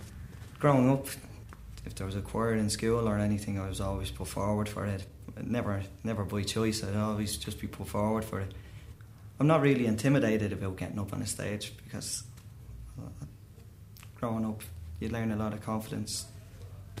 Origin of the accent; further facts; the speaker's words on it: Dublin, Leinster, Ireland; I'm from Dublin. I come from Green Hills in Dublin